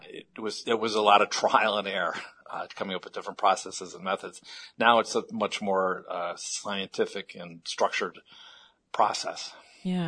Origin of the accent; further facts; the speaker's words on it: Chicago, Illinois, United States; I'm from Chicago originally